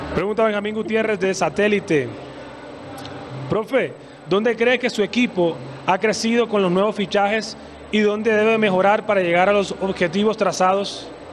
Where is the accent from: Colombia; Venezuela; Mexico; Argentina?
Colombia; estoy contento como colombiano